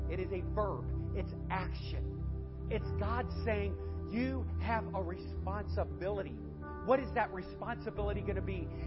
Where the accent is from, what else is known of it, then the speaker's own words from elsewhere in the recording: Lakewood, Ohio, United States; This ain't our church. We're from Lakewood, Ohio.